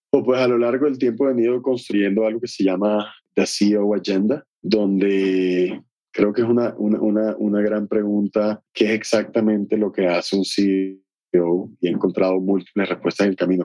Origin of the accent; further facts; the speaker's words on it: Barranquilla, Atlántico, Colombia; en el garaje de mi casa en Barranquilla, de donde vengo hoy